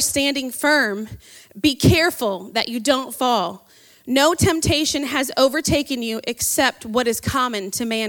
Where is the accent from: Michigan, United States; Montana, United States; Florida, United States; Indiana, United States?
Indiana, United States; South Bend; moved away; I'm from South Bend, so go Irish. That's where my hometown is at.